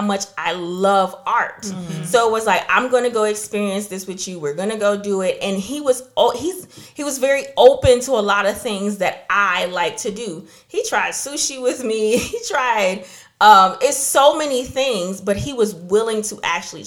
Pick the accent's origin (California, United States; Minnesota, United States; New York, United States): New York, United States; moved away; also born or lived in New Jersey; I grew up in New York and New Jersey for a couple of years